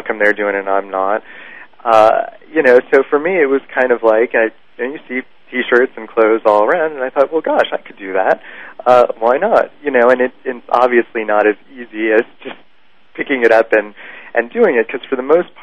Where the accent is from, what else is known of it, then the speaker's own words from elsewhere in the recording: New York City, New York, United States; I grew up in Manhattan